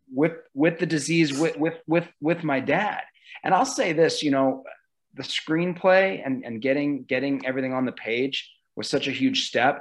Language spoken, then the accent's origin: English; Omaha, Nebraska, United States; this place that I grew up and and just looking back, being able to shoot here in my hometown